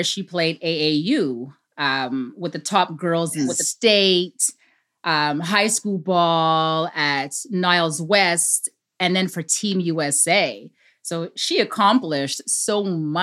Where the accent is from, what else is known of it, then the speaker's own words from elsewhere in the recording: Canada; we're Canadian